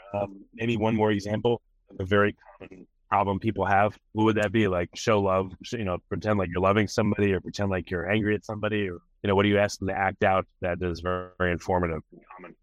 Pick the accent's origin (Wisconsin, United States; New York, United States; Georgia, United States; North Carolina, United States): New York, United States; moved away as an adult; now in Texas, United States; I'm from New York